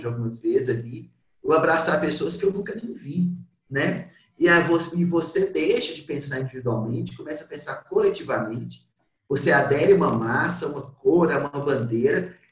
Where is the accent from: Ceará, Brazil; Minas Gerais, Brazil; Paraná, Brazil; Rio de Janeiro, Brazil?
Minas Gerais, Brazil; Belo Horizonte; Eu sou de Belo Horizonte